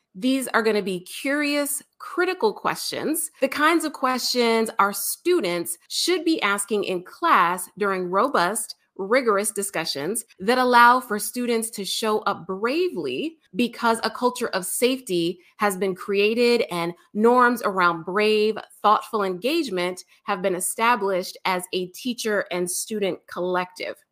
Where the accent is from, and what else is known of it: United States